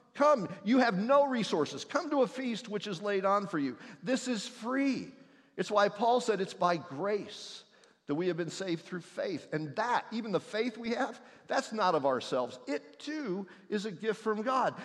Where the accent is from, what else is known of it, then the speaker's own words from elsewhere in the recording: Indiana, United States; moved away; the one I grew up in in Indiana next to a soybean field